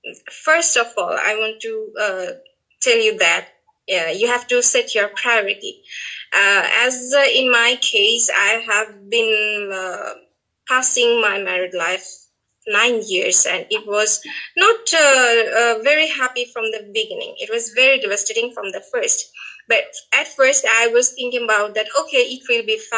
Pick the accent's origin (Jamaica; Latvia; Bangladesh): Bangladesh; from Bangladesh.